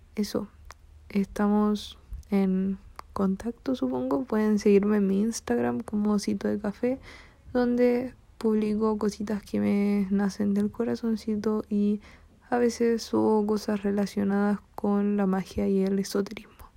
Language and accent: Spanish; Chile; soy de Chile